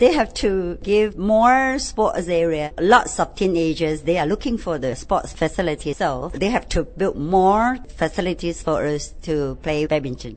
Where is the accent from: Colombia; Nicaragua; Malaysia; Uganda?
Malaysia; now in Hong Kong; from Malaysia, and I'm a coach of badminton.